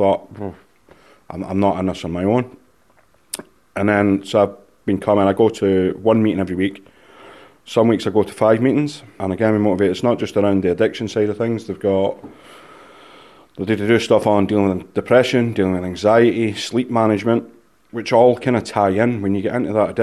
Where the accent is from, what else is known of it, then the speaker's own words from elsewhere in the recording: Scotland, United Kingdom; I'm Scottish